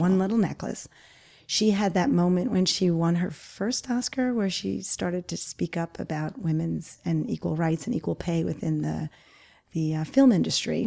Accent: Garden City South, New York, United States; it's where I grew up in Garden City South

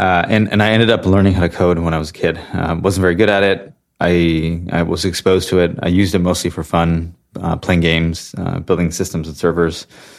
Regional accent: Santa Clara, California, United States; So I was born and raised in Santa Clara, California specifically. So it's kind of the heart of Silicon Valley

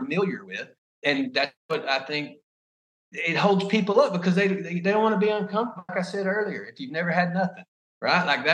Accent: United States; I'm American

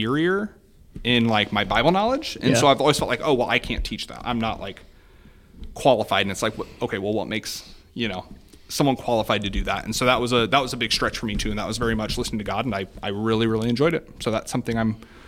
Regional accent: Columbia City, Indiana, United States; I get to work in my hometown. I get to meet people that, you know, just, I mean, in Columbia City

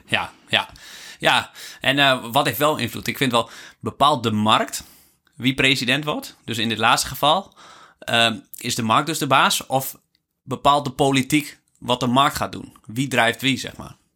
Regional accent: Netherlands; wij als Nederlands

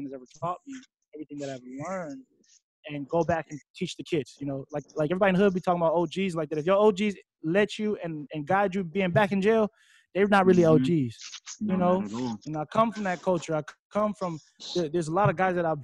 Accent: Waimanalo, Hawaii, United States; Coming from the small town I come from, Waimanalo, one way in, one way out

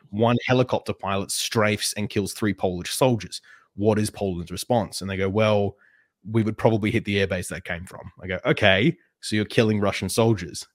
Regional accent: Perth, Western Australia, Australia; Perth, which is my hometown

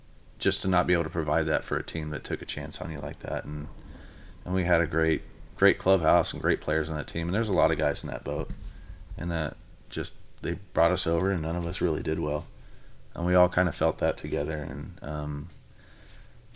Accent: Sugar Land, Texas, United States; moved away as an adult; also born or lived in Arizona; now in Vancouver, United States; back where I grew up in Sugarland, and slept in the same bed I grew up in.

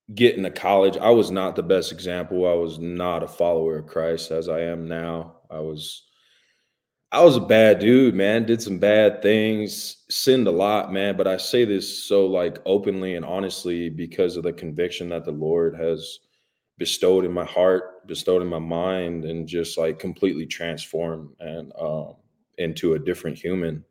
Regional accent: Hawaii, United States; moved away; growing up in Hawaii

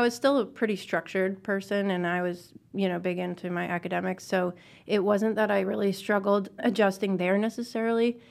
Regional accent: Northeast, United States; I was from the Northeast

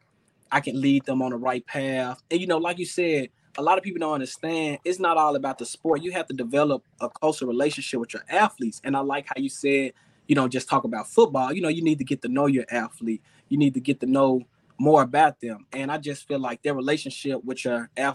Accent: Jackson, Mississippi, United States; my hometown, Jackson, Mississippi.

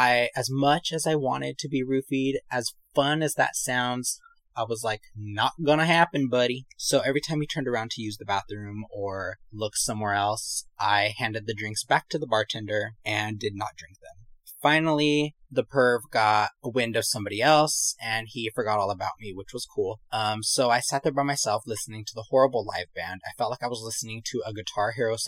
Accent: California, United States; accent: valley; I'm from here. But they told me I was very valley

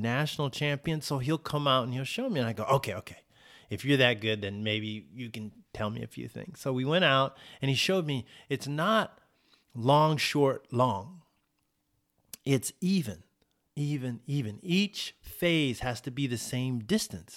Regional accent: Oceanside, California, United States; my hometown of Oceanside

